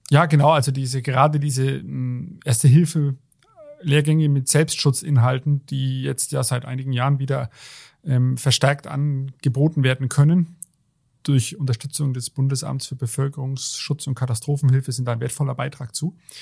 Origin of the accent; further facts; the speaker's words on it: Germany; Jetzt hier bei uns in Deutschland, wir leben ja in einer gemäßigten Klimazone